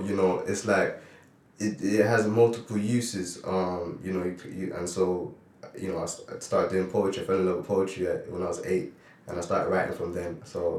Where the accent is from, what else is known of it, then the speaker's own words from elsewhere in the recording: Toronto, Ontario, Canada; also born or lived in Grenada; So I was born in Toronto, Canada, and I moved to Grenada at an early age. And I spent a few years in Grenada, and I flew back to Canada